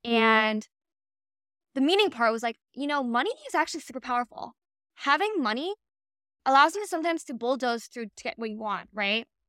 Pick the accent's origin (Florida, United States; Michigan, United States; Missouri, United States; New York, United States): Florida, United States; Miami; I was born and raised in Miami